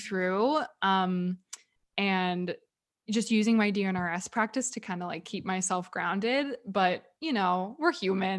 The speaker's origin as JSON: {"language": "English", "region": "California", "country": "United States", "tie": "born there", "lives_now": "Dallas, United States", "said": "Like Justin was born in New York, actually. He was born in upstate New York and I was born in California."}